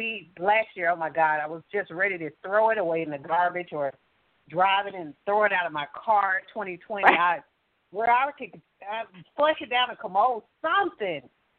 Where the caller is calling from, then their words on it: Alabama, United States; calling from Alabama.